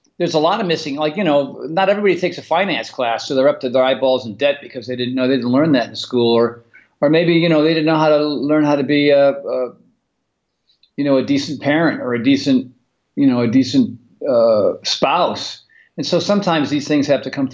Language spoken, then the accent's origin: English; East Coast, United States; moved away as an adult; now in California, United States; growing up on the East Coast in the 70s